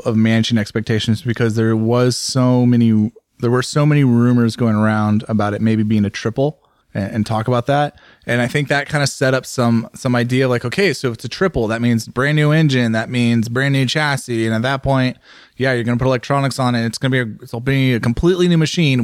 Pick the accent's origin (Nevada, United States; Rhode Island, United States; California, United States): California, United States; San Francisco Bay Area; I grew up in the San Francisco Bay Area